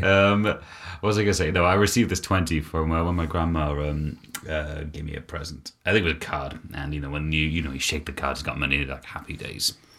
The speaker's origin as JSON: {"language": "English", "country": "United Kingdom", "said": "being British"}